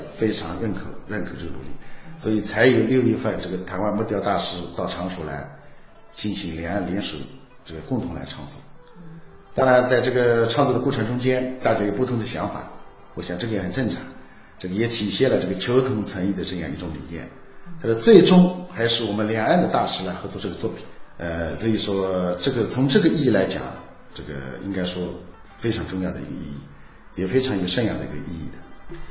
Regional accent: Changshu, Jiangsu, China; 我们常熟最有特色的《红木雕刻》

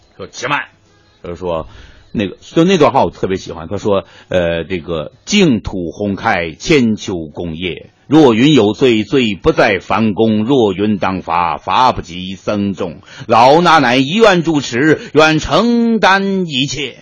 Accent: Northeast China, China; 我们东北人就说，我削你，我削你

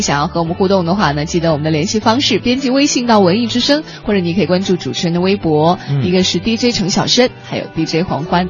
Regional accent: southern China, China; now in Beijing, China; 像我们很多，尤其是南方的人

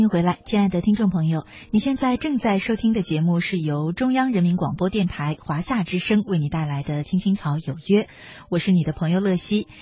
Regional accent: China; 我们中国人

